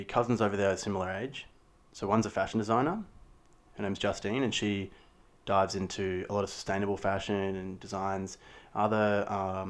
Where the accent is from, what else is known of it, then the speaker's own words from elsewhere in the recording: Brisbane, Queensland, Australia; did a lot of theatre growing up in Brisbane Junior Theatre and drama